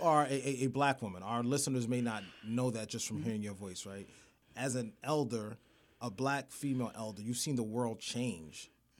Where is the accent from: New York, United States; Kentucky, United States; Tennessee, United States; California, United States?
New York, United States; New York City; I'm from Crown Heights, so I know what a Brooklyn basement party looks like.